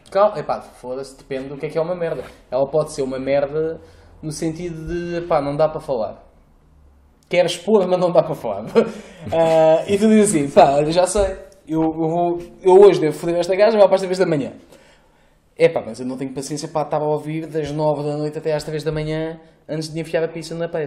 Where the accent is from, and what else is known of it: Lisbon, Portugal